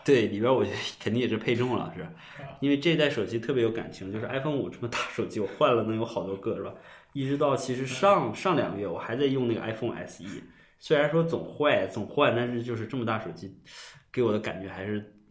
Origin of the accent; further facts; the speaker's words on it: China; 我们中国人